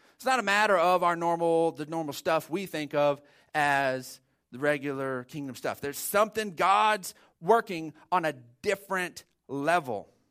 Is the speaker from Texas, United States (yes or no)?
yes; Odessa, Texas, United States; growing up in Odessa, it was seventh grade was that first year